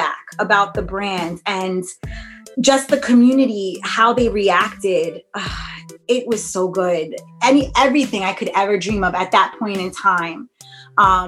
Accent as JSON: {"language": "English", "region": "New York", "country": "United States", "tie": "born or raised there", "said": "my hometown"}